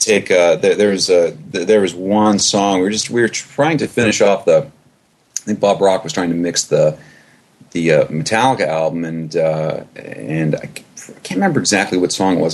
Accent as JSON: {"language": "English", "country": "Canada", "said": "I'm originally from Canada."}